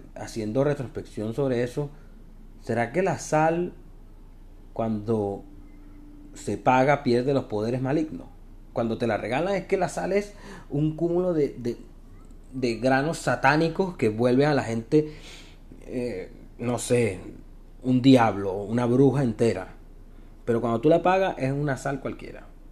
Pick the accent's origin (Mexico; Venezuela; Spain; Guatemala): Venezuela; moved away as an adult; now in Santiago, Chile; soy un emigrante venezolano